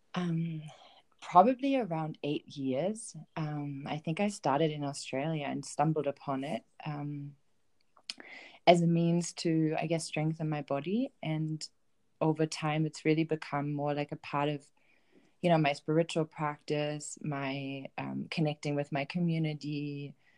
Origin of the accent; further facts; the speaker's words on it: Bielefeld, North Rhine-Westphalia, Germany; moved away as an adult; I grew up in Germany. I grew up in a um, town called Bielefeld um, in Germany in the northwest, um, and I spent my first 25 years in that in that town